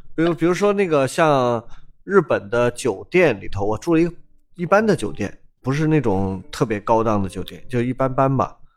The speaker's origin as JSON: {"language": "Chinese", "town": "Guangzhou", "region": "Guangdong", "country": "China", "said": "这跟我们广州不一样"}